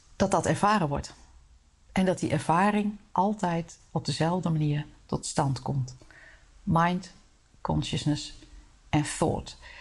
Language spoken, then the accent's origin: Dutch; Netherlands; wij als Nederlanders